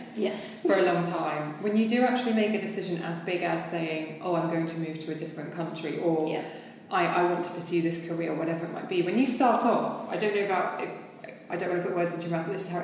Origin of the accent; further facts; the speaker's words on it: London, United Kingdom; as a Londoner